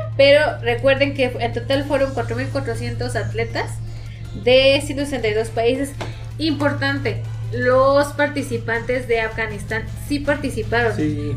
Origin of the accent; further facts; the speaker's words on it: San Luis Potosí, Mexico; los potosinos